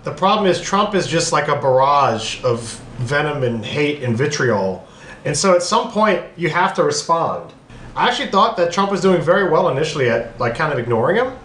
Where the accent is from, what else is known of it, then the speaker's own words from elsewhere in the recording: New Orleans, Louisiana, United States; I'm from New Orleans